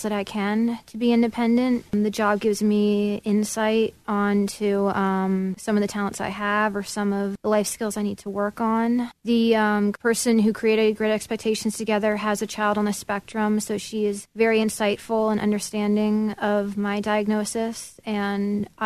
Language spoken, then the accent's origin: English; Northern Virginia, United States; moved away as an adult; I am from Northern Virginia